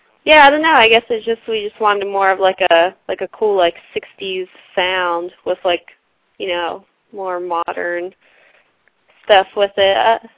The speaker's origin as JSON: {"language": "English", "region": "New Jersey", "country": "United States", "tie": "born or raised there", "moved": "yes", "lives_now": "Philadelphia, United States", "said": "I grew up in New Jersey, in South Jersey"}